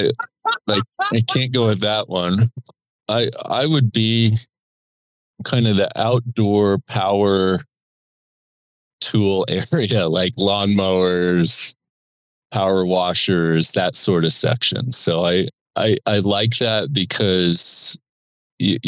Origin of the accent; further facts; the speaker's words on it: Indiana, United States; also born or lived in Australia; when you grew up in Indiana with a dad who was a starter on that team, played for Bobby Knight, like I grew up going to games